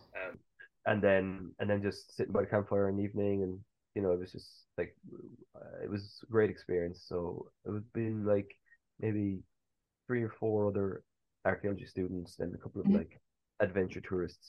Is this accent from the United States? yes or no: no; Cork, Munster, Ireland; moved away as an adult; also born or lived in Edinburgh; now in England; Growing up in Ireland